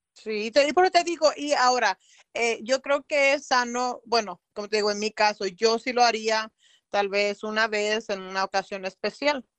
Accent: Tierra Caliente, Mexico; yo soy de Tierra oh. Caliente.

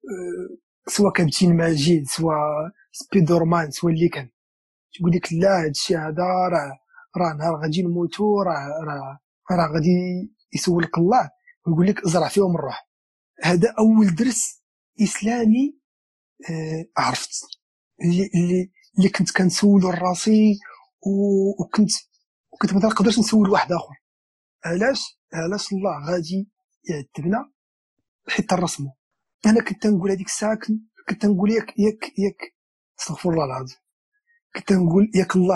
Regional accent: Marrakesh, Marrakesh-Safi, Morocco; فاش كنت انا صغير كنت انا ولد مراكش ولد ولد المدينه القديمه قريت في واحد بريمير ابتدائيه سميتها ميمونه ام المؤمنين

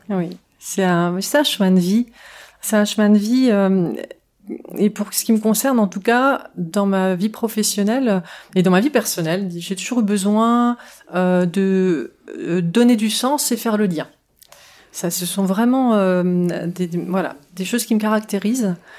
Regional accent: France; j'ai bénéficié de cette double culture en grandissant en France

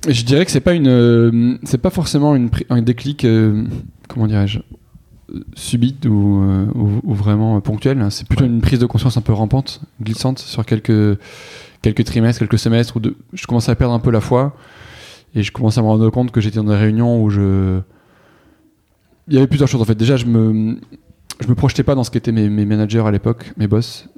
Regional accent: Toulouse, Occitania, France; moved away as an adult; j'ai grandi dans le sud-ouest, à Toulouse

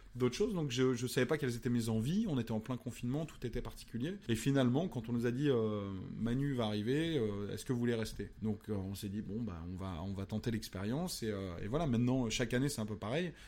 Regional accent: Pouzauges, Pays de la Loire, France; also born or lived in Cholet; c'est parce que j'ai grandi là-bas que je suis peut-être aujourd'hui euh, assez créatif

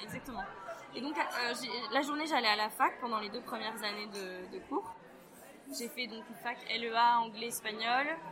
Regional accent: northern France, France; je viens du nord de la France

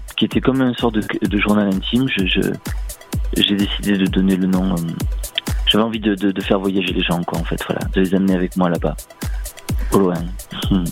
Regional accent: Marseille, Provence-Alpes-Côte d'Azur, France; je suis du sud de la France, voilà, je viens de Marseille

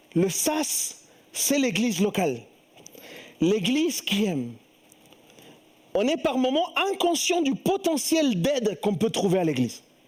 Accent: Chile; moved away; je viens du Chili

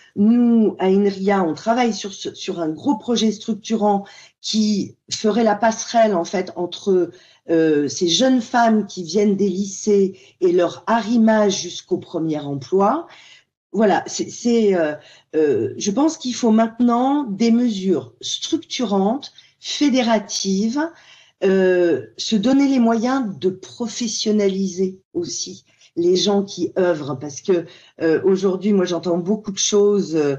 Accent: France; chez nous en France

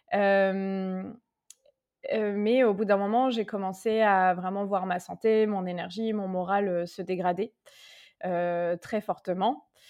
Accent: Tours, Centre-Val de Loire, France; moved away as an adult; j'ai trouvé un cabinet à Tours. Et puis, oui, donc je suis rentrée dans ma ville natale.

